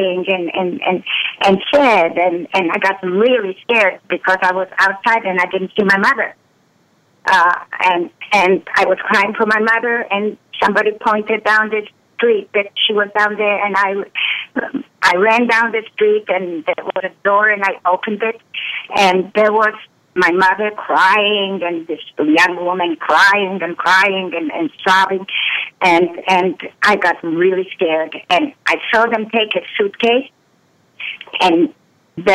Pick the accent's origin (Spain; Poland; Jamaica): Poland; I was born in Poland in 1937